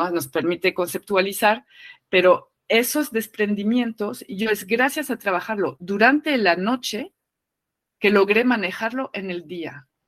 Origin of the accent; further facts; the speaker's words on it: France; now in Mexico; Eh, estoy en México, crecieron en México, yo vengo de Francia, no se habla de la muerte, ¿no?